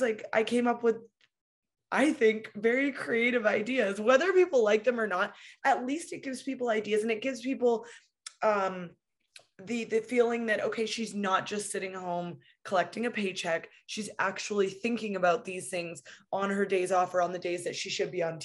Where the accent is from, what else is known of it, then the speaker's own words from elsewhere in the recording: West Coast of Canada, Canada; I'm from the West Coast of Canada